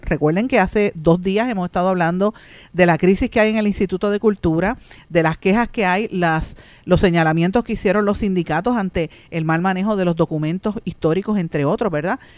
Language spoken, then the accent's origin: Spanish; Puerto Rico; Nosotros somos una colonia de Estados Unidos